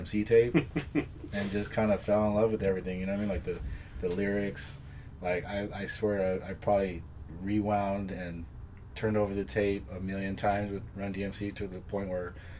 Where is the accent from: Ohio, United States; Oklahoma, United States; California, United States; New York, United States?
California, United States; San Diego; born and raised in San Diego